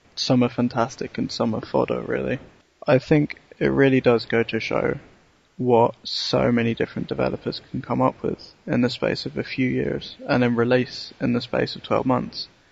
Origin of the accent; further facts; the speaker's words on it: London, United Kingdom; I remember from being a Londoner